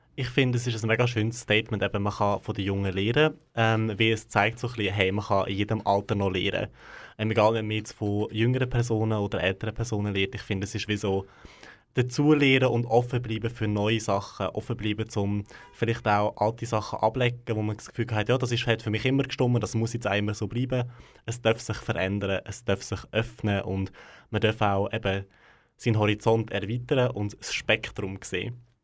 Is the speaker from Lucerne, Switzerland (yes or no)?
no; Gränichen, Aargau, Switzerland; dort, wo ich aufgewachsen bin, im Aargau, in Grenichen bin ich aufgewachsen, also gerade ganz nah von Aarau.